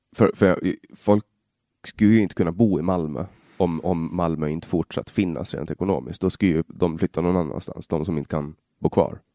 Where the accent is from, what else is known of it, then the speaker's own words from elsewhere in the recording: Finland, Åland, Åland Islands; first language Swedish; also born or lived in Stockholm; Jag, jag kommer ju från Åland i, i Finland